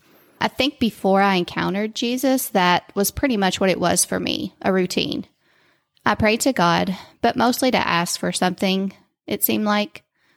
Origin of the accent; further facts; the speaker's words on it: Whitesville, United States; I grew up in Whitesville.